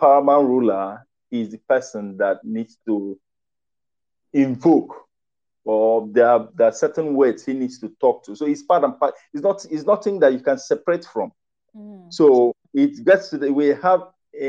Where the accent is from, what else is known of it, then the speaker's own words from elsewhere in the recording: Ikono, Akwa Ibom, Nigeria; I am from Ikono